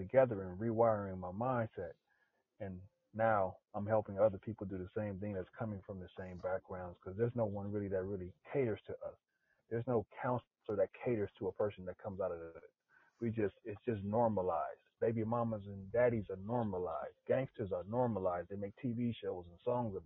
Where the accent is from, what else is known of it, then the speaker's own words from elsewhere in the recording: Los Angeles, California, United States; moved away; I grew up in South Central